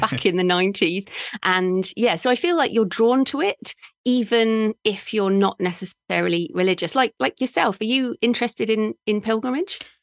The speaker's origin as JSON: {"language": "English", "country": "United Kingdom", "moved": "yes", "said": "I'm a British woman"}